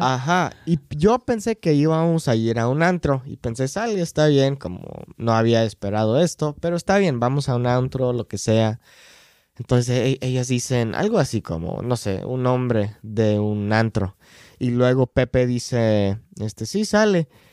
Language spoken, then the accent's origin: Spanish; United States; Spanish is a second language; soy gringo